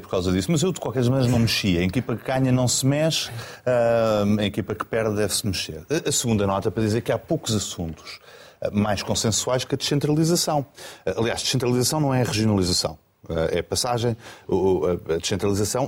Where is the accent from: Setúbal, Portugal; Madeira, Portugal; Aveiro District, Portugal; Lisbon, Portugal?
Lisbon, Portugal; sou lisboeta de gema